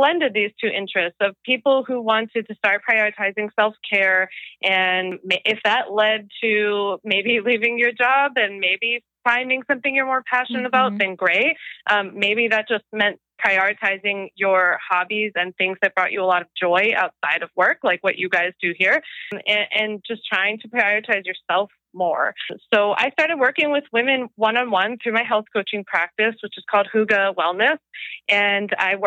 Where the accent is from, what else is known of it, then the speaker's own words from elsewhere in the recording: Philadelphia, Pennsylvania, United States; in my hometown in Philly